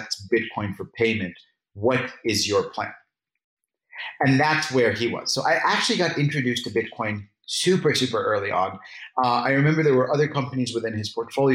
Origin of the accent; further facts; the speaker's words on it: Egypt; moved away; also born or lived in United States; I'm Egyptian and I'm born and raised in Egypt, educated in America